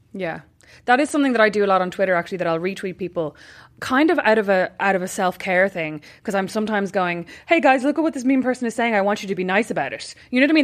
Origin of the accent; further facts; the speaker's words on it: Ireland; we're Irish